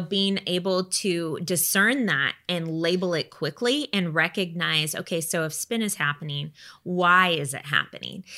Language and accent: English; United States; we live in the United States